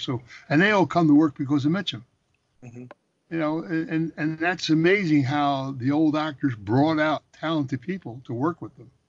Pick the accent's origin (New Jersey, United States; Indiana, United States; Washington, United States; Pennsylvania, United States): Pennsylvania, United States; Philadelphia; when I was a kid growing up in Philadelphia